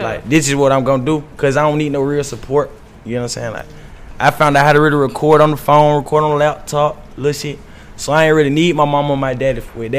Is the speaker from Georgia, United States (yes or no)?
yes; Augusta, Georgia, United States; moved away as an adult; now in Atlanta, United States; So, I'm from Augusta, Georgia.